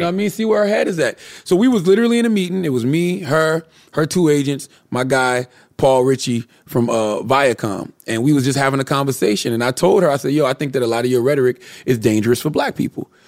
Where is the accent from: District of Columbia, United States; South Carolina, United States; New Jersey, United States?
South Carolina, United States; Moncks Corner; I'm from Monk's Corner, South Carolina